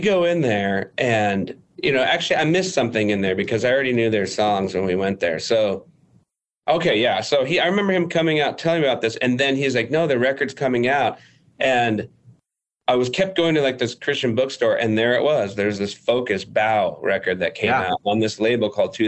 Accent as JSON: {"language": "English", "region": "Arizona", "country": "United States", "said": "we're from Arizona"}